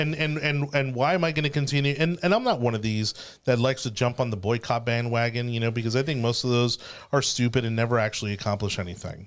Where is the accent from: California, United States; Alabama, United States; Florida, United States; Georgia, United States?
Florida, United States; Miami; I grew up in Miami, which, again, incredibly diverse